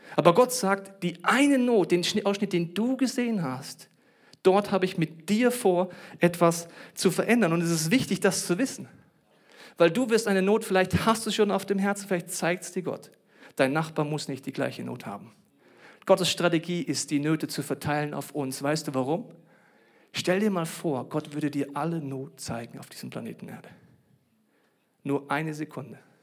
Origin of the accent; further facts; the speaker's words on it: Germany; ich bin Deutscher